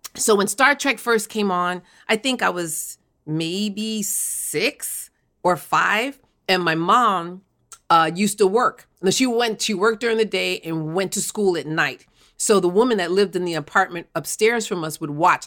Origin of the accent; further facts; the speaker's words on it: New York City, New York, United States; I was born and raised in Bed-Stuy, Brooklyn